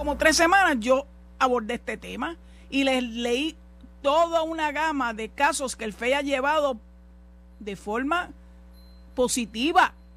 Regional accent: Puerto Rico; como mujer y como puertorriqueña

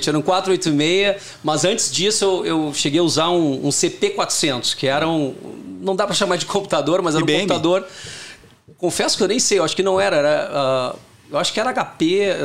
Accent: Porto Alegre, Rio Grande do Sul, Brazil; Eu sou de Porto Alegre, natural de Porto Alegre. Eh, tinha tenho dois irmãos e uma irmã, então nasci numa família com bastante oportunidade de trabalho em equipe

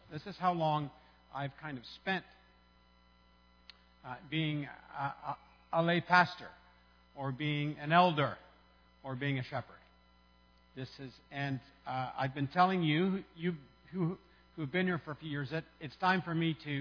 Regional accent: Canada; as a Canadian

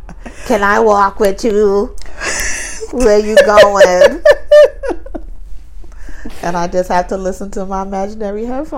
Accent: New York City, New York, United States; I'm from Brooklyn.

